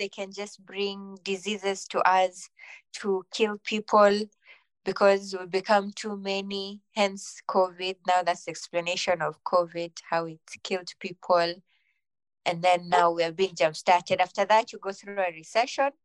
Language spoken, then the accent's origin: English; Kenya; Being Kenyan